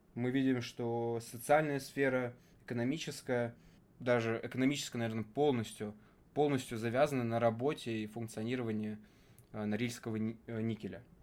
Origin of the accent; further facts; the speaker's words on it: Russia; из моего города, откуда я родом, до него можно добраться на электричке буквально за час-полтора